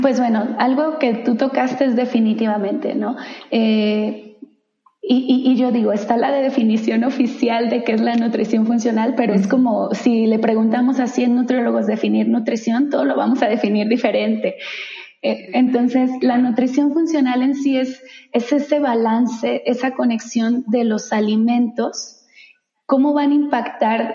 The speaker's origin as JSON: {"language": "Spanish", "town": "Guadalajara", "region": "Jalisco", "country": "Mexico", "also_born_or_lived": "San Francisco", "moved": "as an adult", "said": "una chica de origen tapatía, soy de Guadalajara"}